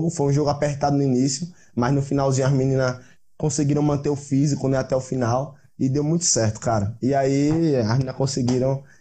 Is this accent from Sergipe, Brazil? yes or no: yes; Aracaju, Sergipe, Brazil; Eu sou da Aracaju. Aracaju ou Sergipe? Aracaju capital, é Sergipe capital, no caso, né?